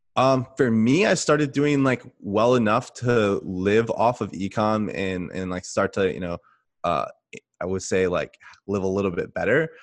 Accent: California, United States; moved away as an adult; also born or lived in Texas; I'm from California, but when I got out of the Army, I lived in Texas for a while

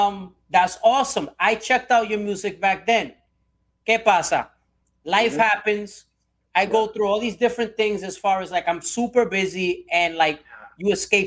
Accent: Puerto Rico; I'm also Puerto Rican myself.

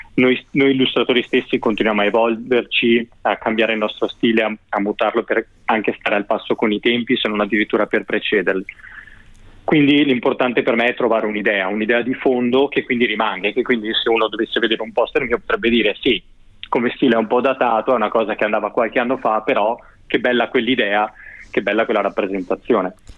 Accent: Veneto, Italy; essendo io veneto

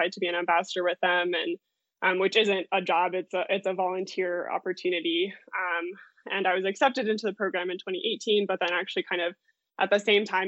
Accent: Lakewood, Colorado, United States; also born or lived in Denver, Colorado; I grew up in Lakewood, which is just, you know, maybe 20 minutes west from Denver

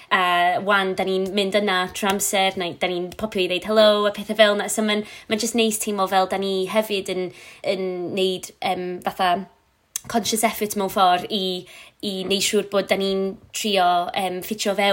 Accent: Flintshire, Wales, United Kingdom; Welsh is a second language; moved away as an adult; also born or lived in Bangor; now in Ruthin, United Kingdom; mae o'n dod o Gynarfon, a dwi'n dod o Sir Flint

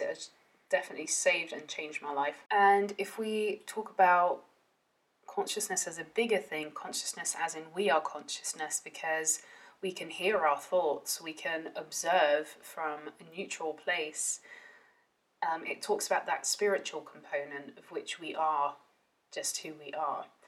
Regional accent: Netherlands; I grew up in the Netherlands, um, half Welsh, half Dutch

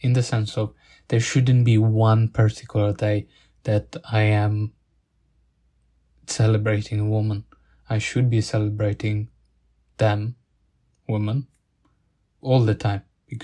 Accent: Italy; accent: Italian; English is a second language; now in Sheffield, United Kingdom; I'm from Italy, but my family is from Bangladesh

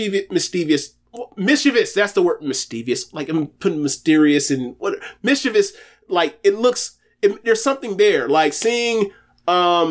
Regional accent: United States; We're American

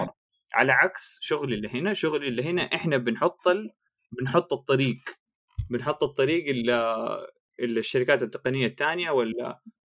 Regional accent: Jeddah, Makkah Province, Saudi Arabia; moved away; انا من جده

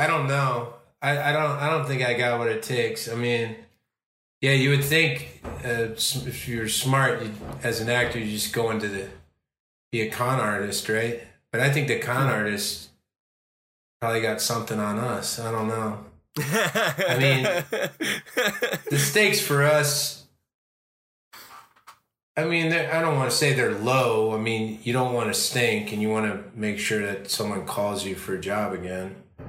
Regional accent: Chicago, Illinois, United States; because I'm from Chicago, or I started acting in Chicago anyway

